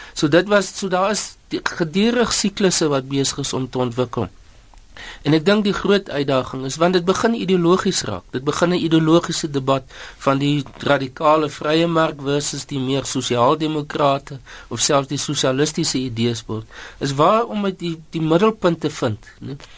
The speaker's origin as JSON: {"language": "Afrikaans", "country": "South Africa", "said": "ons as Suid-Afrikaners"}